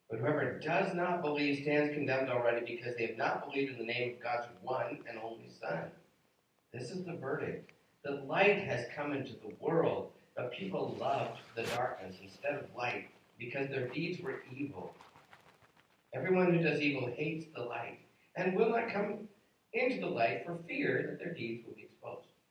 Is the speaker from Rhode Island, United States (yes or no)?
no; Bellingham, Washington, United States; Bellingham, my hometown